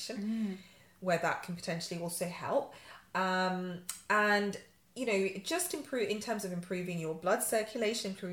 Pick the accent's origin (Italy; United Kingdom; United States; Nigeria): United Kingdom; Yorkshire and the Humber; now in London, United Kingdom; I'm a Yorkshire girl. I grew up in Yorkshire.